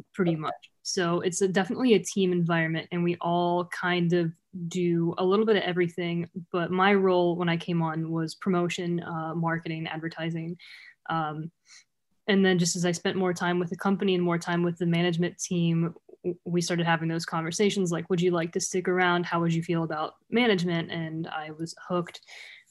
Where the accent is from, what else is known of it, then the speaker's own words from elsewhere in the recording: Malta, Ohio, United States; I was born in Malta, Ohio, born and raised here right across the river